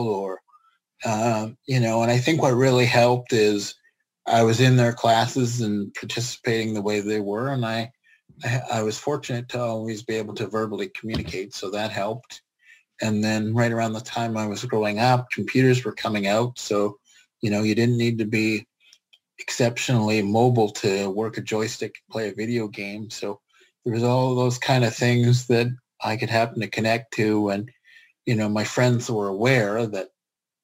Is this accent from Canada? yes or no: yes; Prince George, British Columbia, Canada; moved away as an adult; also born or lived in Gibsons; now in Vancouver, Canada; I basically grew up from the age of five. I started kindergarten through to my first year of college. So 5 to 18, I lived in Prince George.